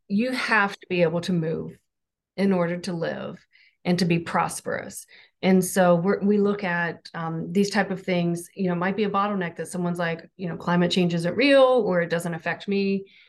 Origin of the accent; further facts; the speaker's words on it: Southern Ohio, United States; I'm from Southern Ohio